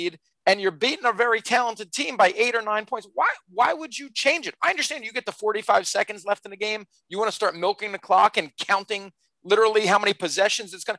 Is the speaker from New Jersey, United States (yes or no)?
yes; New Jersey, United States; I'm from Jersey